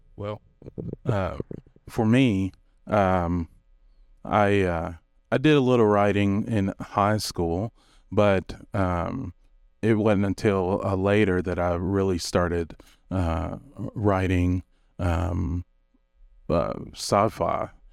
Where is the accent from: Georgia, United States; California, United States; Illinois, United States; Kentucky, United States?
Kentucky, United States; moved away; I'm originally from Kentucky